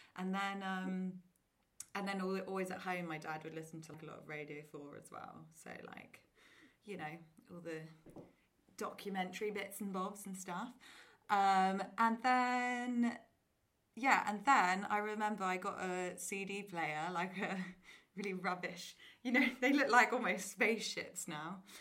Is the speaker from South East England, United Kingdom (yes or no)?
yes; Oxford, South East England, United Kingdom; moved away as an adult; now in London, United Kingdom; I grew up in Oxford, went to like a nice normal state school